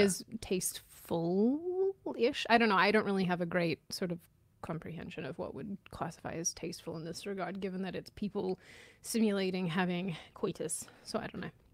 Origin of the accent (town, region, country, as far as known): Australia; moved away